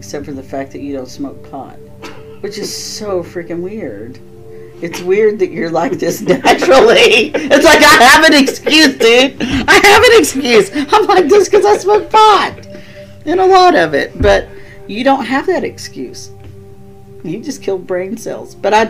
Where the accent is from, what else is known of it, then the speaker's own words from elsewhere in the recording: the South, United States; now in Midwest, United States; just because I'm from the South, we, our whole lives, were taught if you had servants or you knew about having slaves or whatever, you didn't talk about it openly.